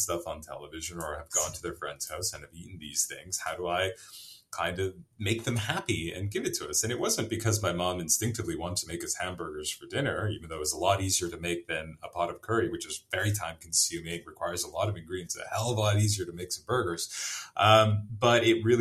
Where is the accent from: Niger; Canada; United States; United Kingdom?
Canada; Vancouver, British Columbia; moved away as an adult; also born or lived in Pakistan; I grew up in Vancouver, I grew up in Canada, first generation Canadian.